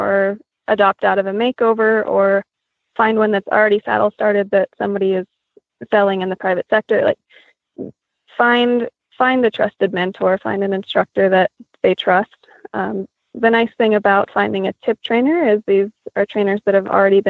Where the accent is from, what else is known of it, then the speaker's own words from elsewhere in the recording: Grand Junction, Colorado, United States; now in Deer Trail, United States; we grew up in Grand Junction. There's a wild horse herd right there in the backyard there. So I grew up around the Little Book Cliffs Wild Horse Range